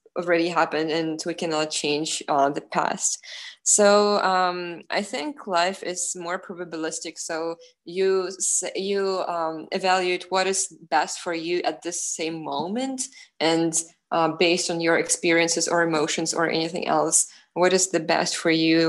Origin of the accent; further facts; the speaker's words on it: Ukraine; now in United States; I really value my identity as a Ukrainian person